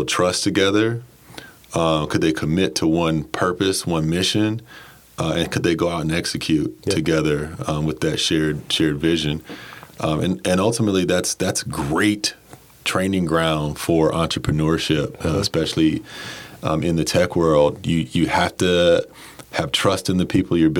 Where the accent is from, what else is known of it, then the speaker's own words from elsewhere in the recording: Durham, North Carolina, United States; moved away as an adult; now in Baltimore, United States; grew up in Durham, North Carolina.